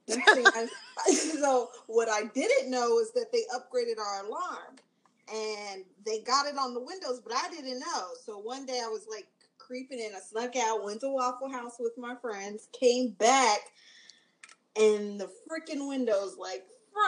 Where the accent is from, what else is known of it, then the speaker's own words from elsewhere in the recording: Atlanta, Georgia, United States; also born or lived in Philadelphia, Pennsylvania; I'm from Philly, but raised in Atlanta